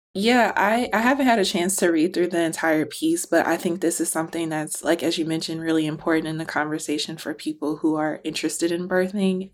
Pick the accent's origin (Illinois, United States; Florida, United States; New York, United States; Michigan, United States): Illinois, United States; Chicago; born or raised there